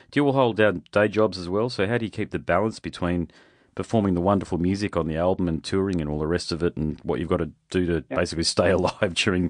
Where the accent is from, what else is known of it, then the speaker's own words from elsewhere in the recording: Queensland, Australia; I'm from Queensland